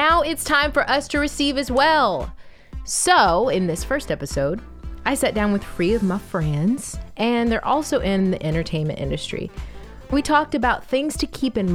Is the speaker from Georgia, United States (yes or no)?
yes; Atlanta, Georgia, United States; moved away as an adult; also born or lived in Orlando, Florida; I am from Atlanta, Georgia, originally. I lived in Orlando, Florida for 5 years.